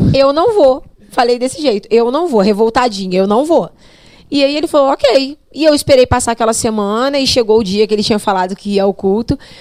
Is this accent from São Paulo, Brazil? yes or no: no; Barra Mansa, Rio de Janeiro, Brazil; also born or lived in Cachoeiro de Itapemirim, Espírito Santo; now in Volta Redonda, Brazil; eu sou natural do Espírito Santo, nasci em Cachoeira de Tepemirim, embora nunca tenha morado lá. Sou filha adotiva dos meus pais, vim para Barra Mansa logo que eu nasci